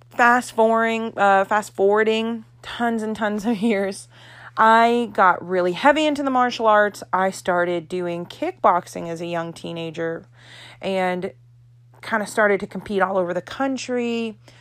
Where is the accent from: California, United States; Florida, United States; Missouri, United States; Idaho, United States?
Florida, United States; I am from Florida.